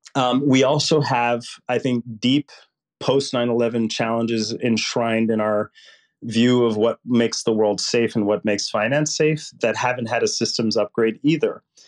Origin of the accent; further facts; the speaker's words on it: Puerto Rico; now in United States; I grew up poor in Puerto Rico, which would make Mississippi look rich